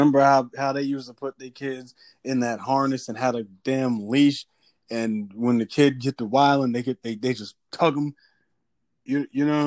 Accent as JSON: {"language": "English", "town": "New York City", "region": "New York", "country": "United States", "tie": "born or raised there", "said": "I grew up in New York City"}